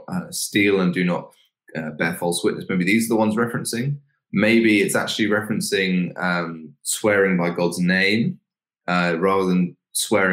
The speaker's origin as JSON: {"language": "English", "region": "England", "country": "United Kingdom", "said": "we as English people"}